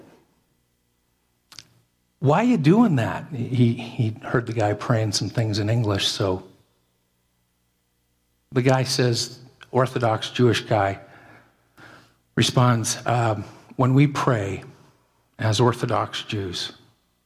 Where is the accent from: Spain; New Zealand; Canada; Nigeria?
Canada; I'm as Canadian as can be.